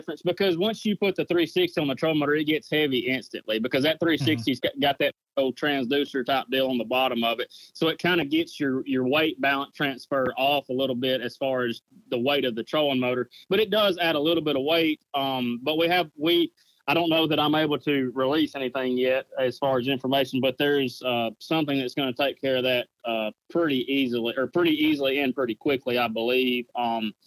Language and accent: English; United States; where I grew up fishing on the Coosa River